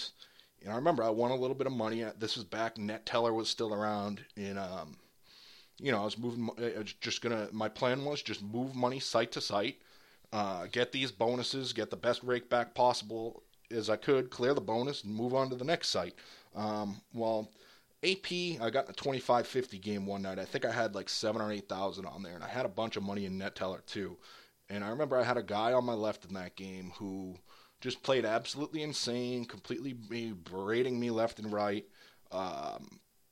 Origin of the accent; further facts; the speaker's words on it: near Boston, Massachusetts, United States; I moved out of my hometown